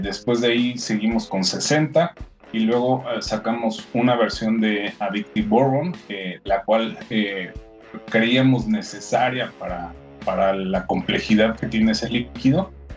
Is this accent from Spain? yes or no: no; Mexico; somos una eh, pequeña compañía que llegó con, al mercado mexicano, siendo mexicanos obviamente